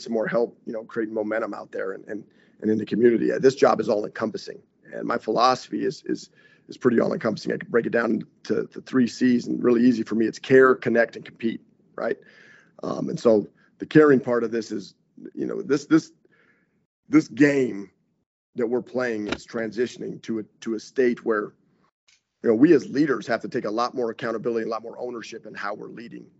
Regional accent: Wyoming, United States; now in Green Bay, United States; I grew up in Wyoming

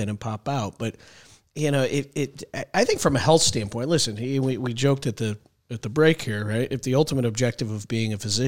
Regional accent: Connecticut, United States; I'm from Connecticut

